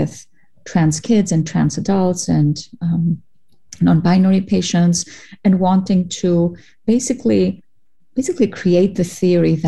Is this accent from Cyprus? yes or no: yes; Cyprus; moved away as an adult; also born or lived in Greece; now in United States; I'm an immigrant from Cyprus and from Greece.